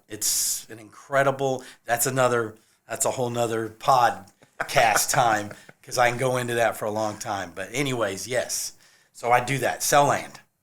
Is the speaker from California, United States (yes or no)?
yes; California, United States; also born or lived in Nashville, Tennessee; now in Columbia, South Carolina, United States; I am originally from California